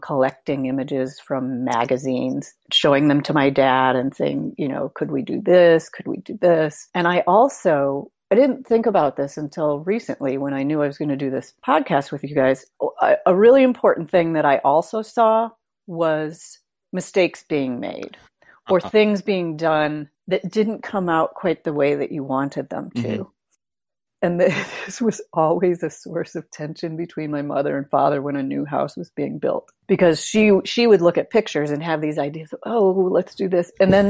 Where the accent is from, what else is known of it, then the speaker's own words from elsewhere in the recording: Holland, Michigan, United States; Holland, Michigan.